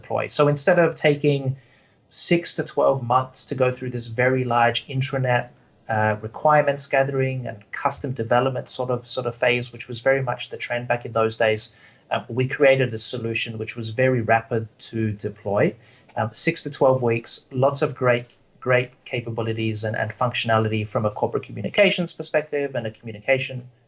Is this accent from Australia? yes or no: yes; Australia; moved away as an adult; now in Vancouver, Canada; if you can't tell by the accent, I'm not Canadian or I'm not from here. I'm originally from Australia